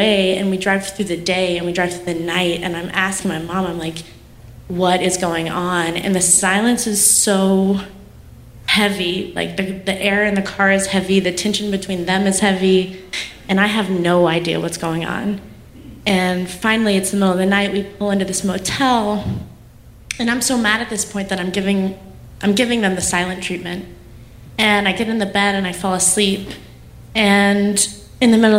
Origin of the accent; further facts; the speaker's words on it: North Carolina, United States; North Carolina